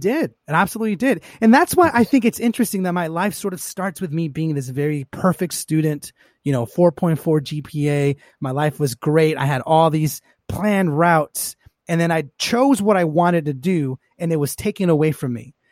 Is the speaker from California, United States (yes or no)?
yes; Los Angeles, California, United States; I grew up, uh, here in Los Angeles, born and raised.